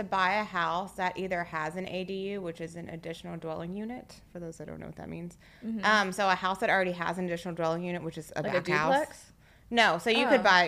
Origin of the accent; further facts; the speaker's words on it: Dallas, Texas, United States; I'm born and raised in Dallas, in the city